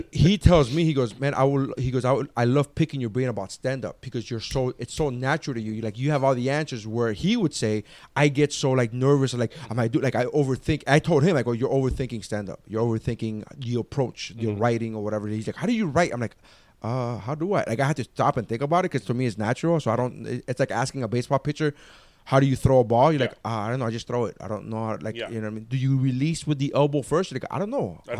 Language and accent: English; Nicaragua; every time they find out I'm from Nicaragua, they're like, oh, they start yelling out fritanga